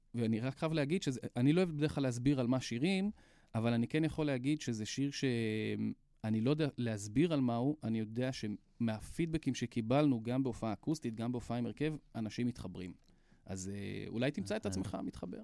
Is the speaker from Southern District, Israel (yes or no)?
no; Hadera, Haifa District, Israel; אני מחדרה